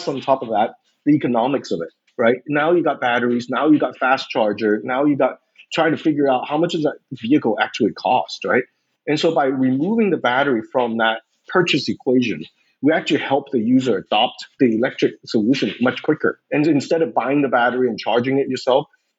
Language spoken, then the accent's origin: English; West Coast of the United States, United States; moved away as an adult; also born or lived in Taiwan; I grew up on the West Coast of the United States.